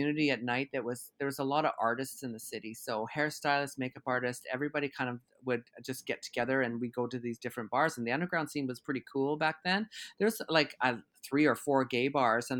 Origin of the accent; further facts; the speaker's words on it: Conquest, Saskatchewan, Canada; moved away; also born or lived in Regina / Calgary, Alberta; I had been doing this for years at home on the farm in Saskatchewan